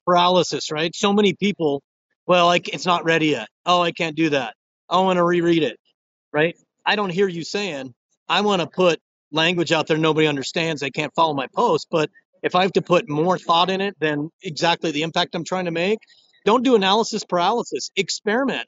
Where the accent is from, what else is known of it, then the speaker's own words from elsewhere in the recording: Rio Rancho, New Mexico, United States; They're in my hometown. Shout out to Rio Rancho, New Mexico